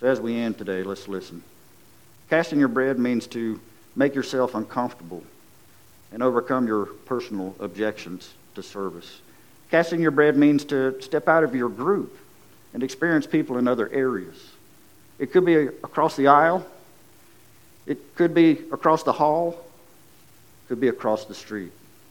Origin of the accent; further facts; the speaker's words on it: Lowell, United States; I'm from Lowell